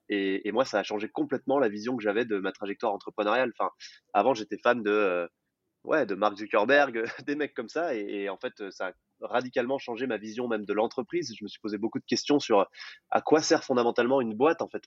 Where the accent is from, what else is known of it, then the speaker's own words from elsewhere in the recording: Jura, Bourgogne-Franche-Comté, France; j'ai grandi dans un petit village de 200 habitants dans le Jura